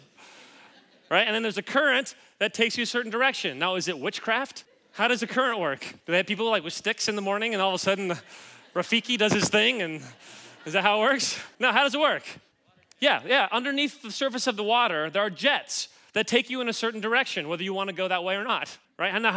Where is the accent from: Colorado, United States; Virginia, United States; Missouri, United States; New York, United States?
Missouri, United States; Kansas City; moved away as an adult; now in Los Angeles, United States; I grew up in Kansas City